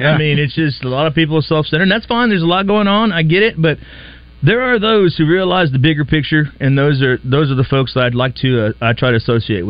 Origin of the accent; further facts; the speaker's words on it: San Antonio, Texas, United States; now in Little Rock, United States; I'm a transplant from San Antonio. Didn't know anybody here when I first moved to Little Rock